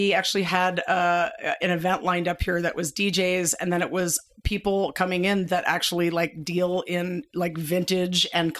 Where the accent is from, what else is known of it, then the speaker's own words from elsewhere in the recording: New York City, New York, United States; now in Idaho, United States; my mom still lives in the same apartment I grew up in on the Lower East Side in Manhattan.